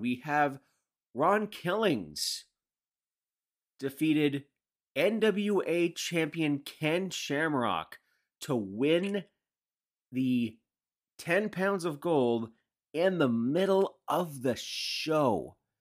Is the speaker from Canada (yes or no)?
yes; Canada